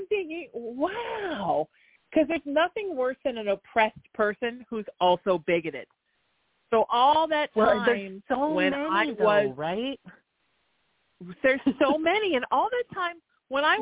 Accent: Orange County, California, United States; I grew up here in Orange County

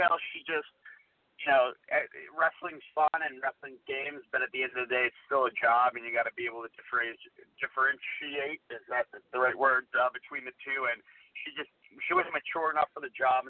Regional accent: New Jersey, United States; I'm from Jersey

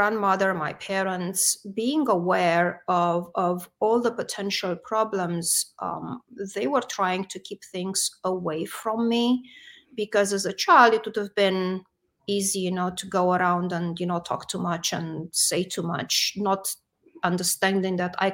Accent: Romania; moved away as an adult; now in United States; I am originally from Romania. I grew up in Romania and only came to the United States much later

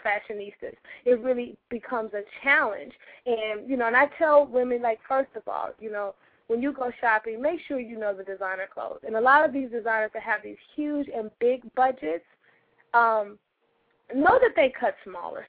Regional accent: St. Louis, Missouri, United States; now in New York, United States; I came to New York from my hometown of St. Louis

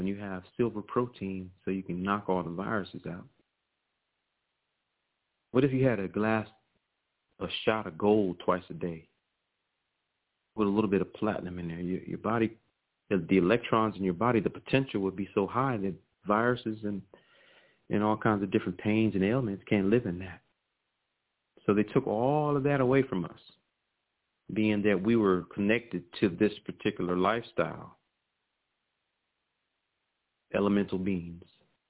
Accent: Virginia, United States; You know, I'm from Virginia, so I've seen him, who he is.

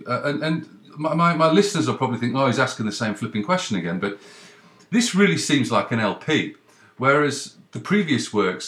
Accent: Cheadle, North West England, United Kingdom; moved away as an adult; also born or lived in Leeds / Midlands / London; now in Canada; I was born in Leeds, brought up in Cheadle, went in sort of Cheshire, and went to school in the Midlands.

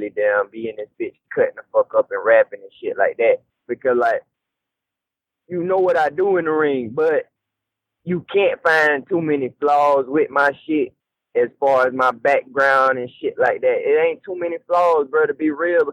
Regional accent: the South, United States; accent: southern country

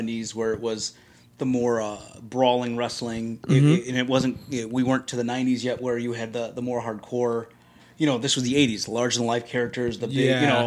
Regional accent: Chicago, Illinois, United States; I grew up in Chicago

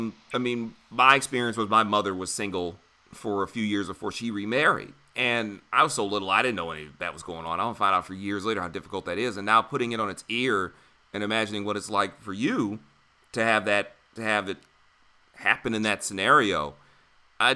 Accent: Michigan, United States; moved away as an adult; now in Philadelphia, United States; I'm from Michigan

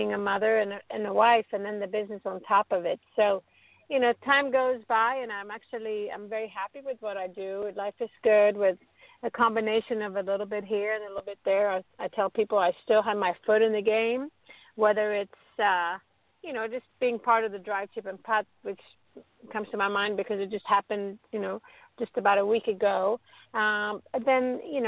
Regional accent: Stockholm, Stockholm County, Sweden; growing up in Stockholm, Sweden.

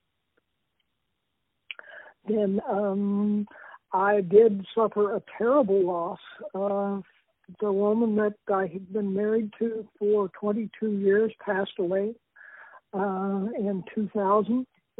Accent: Texas, United States; born there; also born or lived in British Columbia / Utah / Oklahoma / Arizona; now in Phoenix, United States; I'm from all over. I was born in the panhandle of Texas. I have lived in as far north as northern British Columbia, Utah, Texas, Oklahoma, Arizona, and Colorado.

